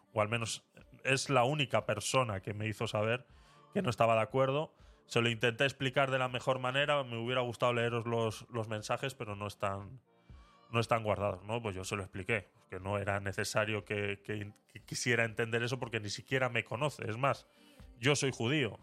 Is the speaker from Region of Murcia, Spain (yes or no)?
no; Vitoria-Gasteiz, Basque Country, Spain; en Vitoria, en mi ciudad natal